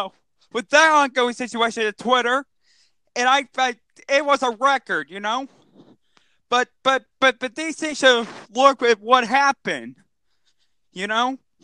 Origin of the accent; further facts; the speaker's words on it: Texas, United States; It got cooled down during the rainy season in my home state of Texas.